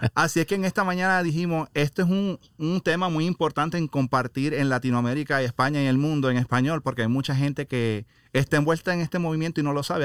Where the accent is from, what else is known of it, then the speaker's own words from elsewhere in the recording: Puerto Rico; moved away as an adult; now in Laredo, United States; yo soy puertorriqueño, he ah, criado en Puerto Rico más de 18 años y luego vine a Estados Unidos